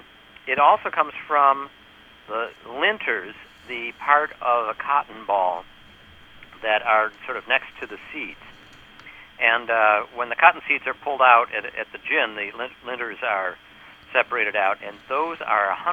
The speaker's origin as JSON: {"language": "English", "region": "New York", "country": "United States", "said": "I'm from New York."}